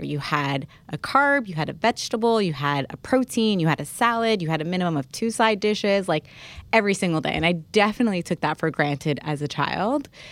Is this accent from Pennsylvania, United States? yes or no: no; New Jersey, United States; also born or lived in Alexandria, Egypt; My New Jersey was pretty diverse